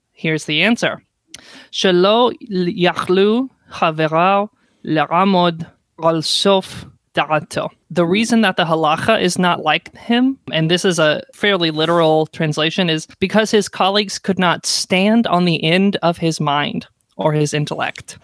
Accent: the South, United States; moved away; I'm from the South

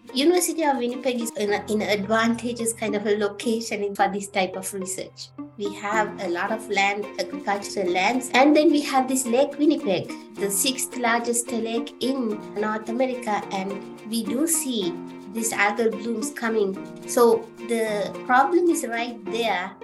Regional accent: Sri Lanka; moved away as an adult; now in Canada; I'm originally from Sri Lanka, and uh, yeah, I was born there, and uh, I went to high school and the university

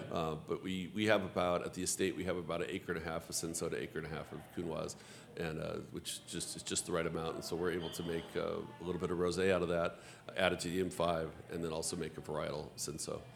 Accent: Los Angeles, California, United States; also born or lived in Santa Barbara; I grew up in Los Angeles

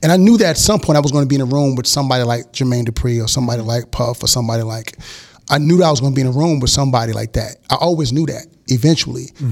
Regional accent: Houston, Texas, United States; also born or lived in Miami; raised in Houston

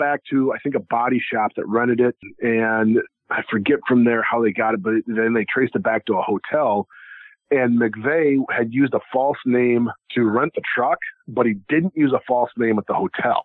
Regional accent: Iowa, United States; I grew up in Iowa. Or I still live in Iowa

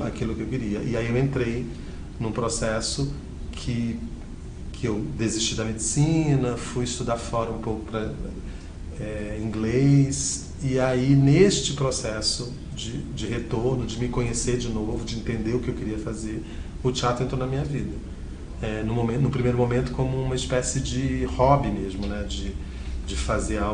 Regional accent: Rio de Janeiro, Brazil; moved away as an adult; also born or lived in Belém, Pará; now in São Paulo, Brazil; no Rio de Janeiro, que é onde eu fui criado

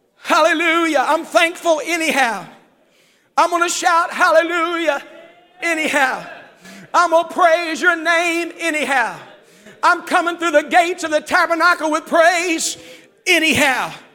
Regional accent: West Virginia, United States; now in Zanesville, United States; growing up in West Virginia

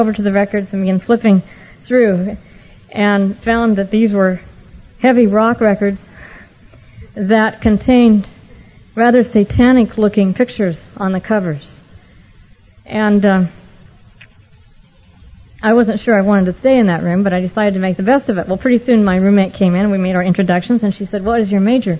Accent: Oregon, United States; I had the privilege of growing up in Oregon, not in this area, but much farther north and east

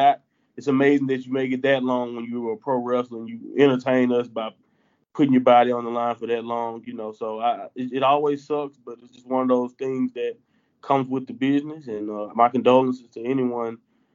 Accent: the Southern United States, United States; I'm from the Southern America

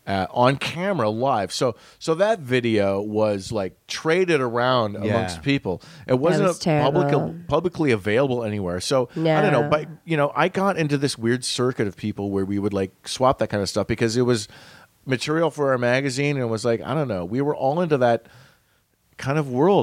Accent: Western United States, United States; We were like, no, we're Western U.S. All of the editors and stuff, we grew up in the Western U.S.

